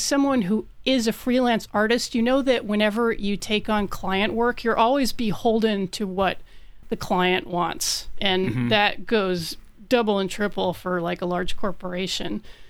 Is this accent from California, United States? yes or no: no; New Mexico, United States; born there; I was born in New Mexico